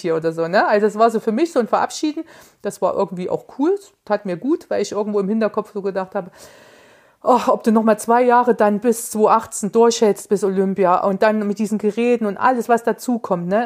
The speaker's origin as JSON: {"language": "German", "town": "Erfurt", "region": "Thuringia", "country": "Germany", "said": "als Erfurter"}